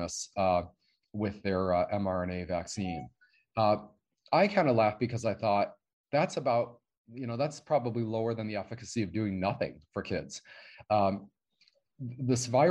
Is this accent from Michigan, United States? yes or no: yes; Michigan, United States; now in Texas, United States; I'm from Michigan.